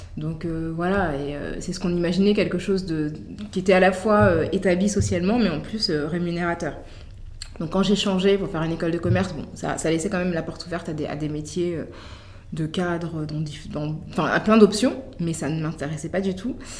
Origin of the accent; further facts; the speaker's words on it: Paris, Île-de-France, France; on vient de Paris